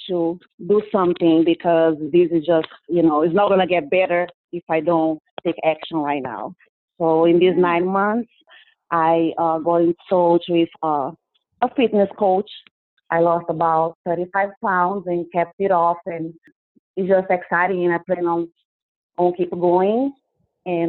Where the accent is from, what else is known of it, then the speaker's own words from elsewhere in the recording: Brazil; English is a second language; moved away as an adult; I am originally from Brazil. You probably noticed a lot of accent in my speech. But I've been living here